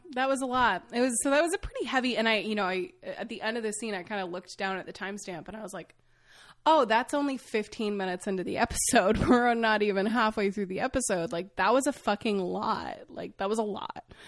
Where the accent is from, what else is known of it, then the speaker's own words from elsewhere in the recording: Maine, United States; I grew up in Maine